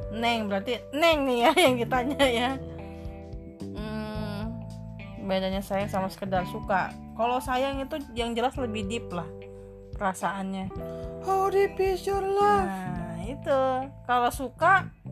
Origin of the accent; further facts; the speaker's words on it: Indonesia; Kita orang Indonesia